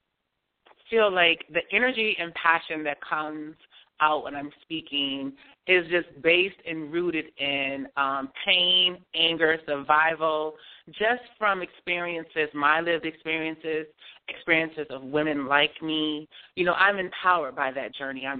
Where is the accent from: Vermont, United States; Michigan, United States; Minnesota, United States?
Michigan, United States; Detroit; moved away as an adult; also born or lived in New Jersey; now in New York, United States; Growing up in Detroit, you know, it meant a lot to me to be around family